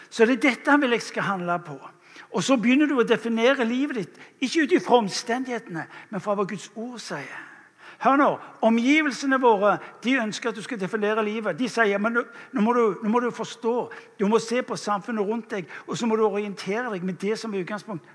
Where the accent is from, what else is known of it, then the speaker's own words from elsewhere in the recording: England, United Kingdom; now in Norway; jeg kommer fra England opprinnelig